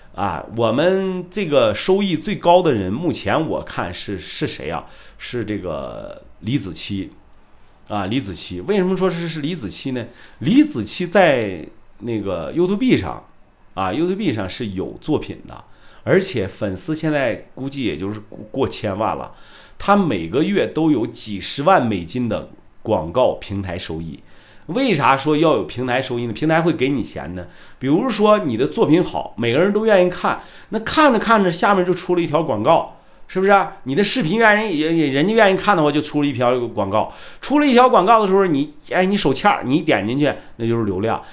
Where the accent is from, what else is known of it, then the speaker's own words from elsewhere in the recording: Shandong, China; 我是山东人啊，我是山东人